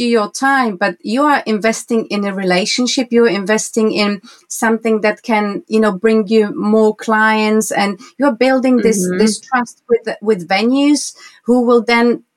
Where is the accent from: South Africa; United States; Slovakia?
Slovakia; moved away as an adult; now in Windsor, United Kingdom; I was born in Slovakia, former Czechoslovakia, mm-hmm. and now I live in the UK. I live in Windsor, and my studio is in Bray